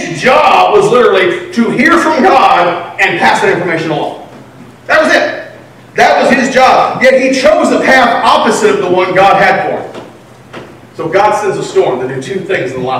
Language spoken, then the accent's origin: English; Texas, United States; I'm from Texas.